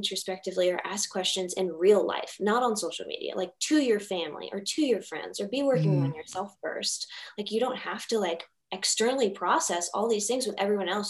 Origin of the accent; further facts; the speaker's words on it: Richmond, Virginia, United States; Richmond Memorial Hospital.